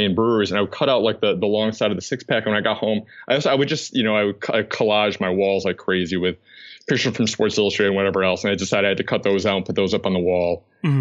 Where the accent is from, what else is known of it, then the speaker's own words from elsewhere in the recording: North Adams, Massachusetts, United States; I am from Western Massachusetts. It's a small, I believe it's still the smallest city in Massachusetts, North Adams